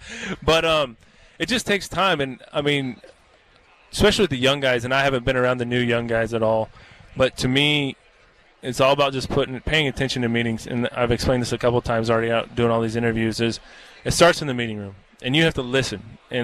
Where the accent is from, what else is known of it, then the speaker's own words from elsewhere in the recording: Kansas, United States; moved away; also born or lived in Wisconsin; with me growing up in Kansas on a farm and even spending 10 years in Wisconsin